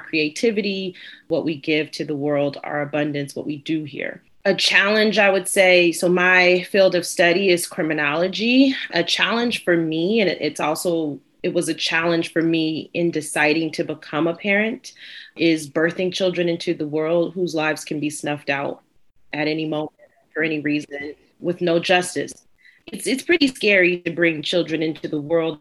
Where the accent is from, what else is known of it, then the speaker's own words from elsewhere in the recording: United States; an American born Black